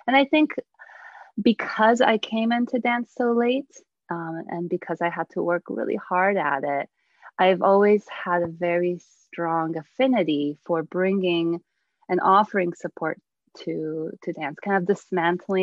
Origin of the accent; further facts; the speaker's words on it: United States; also born or lived in Bydgoszcz, Poland; I came to the United States when I was 8